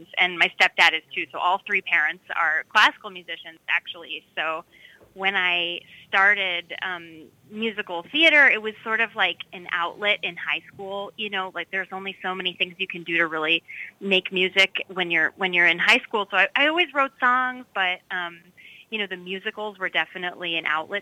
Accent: Minneapolis–Saint Paul, Minnesota, United States; accent: Minnesotan; now in Lowell, United States; I am based in the Lowell area, but I actually come from all the way from Twin Cities, Minnesota

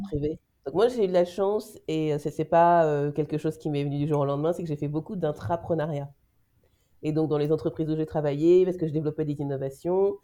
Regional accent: France; now in Belgium; moi je suis française en Belgique

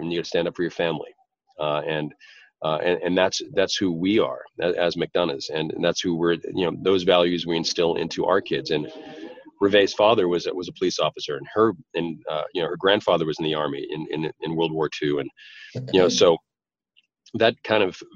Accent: Boston, Massachusetts, United States; an Irish guy from Boston

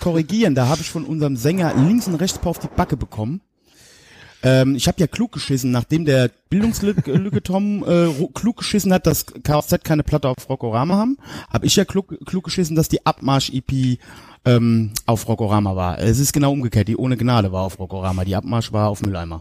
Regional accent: Westerwald, Germany; bei uns im Westerwald

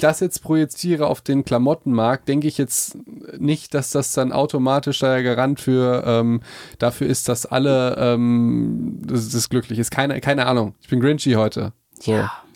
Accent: Hagen, North Rhine-Westphalia, Germany; bei uns in Hagen

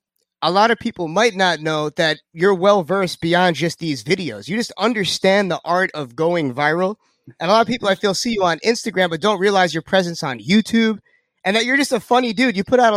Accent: Lindenhurst, New York, United States; born there; but in my defense, I was born in Lindenhurst. So I still

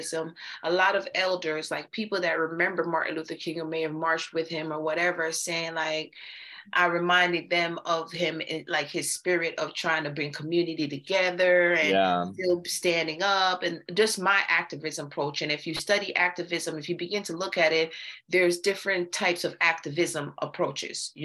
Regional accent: Jamaica; now in Athens, Georgia, United States; I'm originally from Jamaica

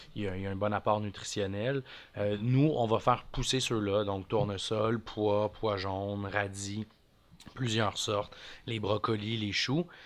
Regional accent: Montreal, Quebec, Canada; je, suis né à Montréal, j'ai grandi là-bas

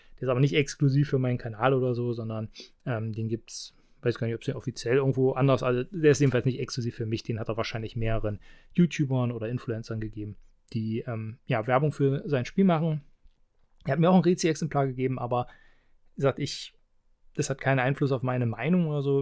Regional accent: Halberstadt, Saxony-Anhalt, Germany; hier in meiner Heimat in Halberstadt

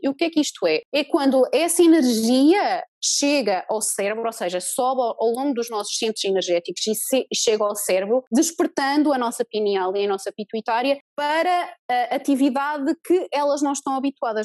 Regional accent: Portugal; moved away as an adult; also born or lived in New Zealand; eu comecei a trabalhar cá em Portugal, mas em 2013 eu e meu marido saímos de Portugal

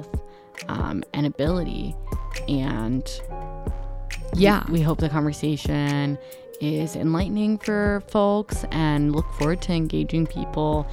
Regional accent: Chicago, Illinois, United States; we're from Humboldt, which is like obviously right next to Logan

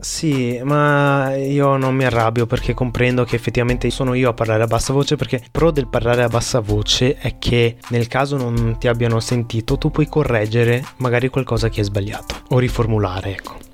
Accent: Vietnam; sono vietnamita

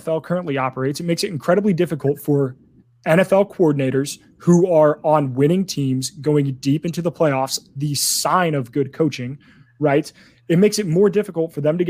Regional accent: Indiana, United States; born and raised in Indiana

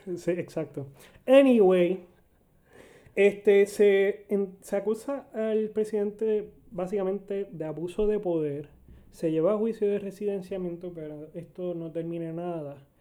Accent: Arecibo, Puerto Rico; Yo que soy de Arecibo

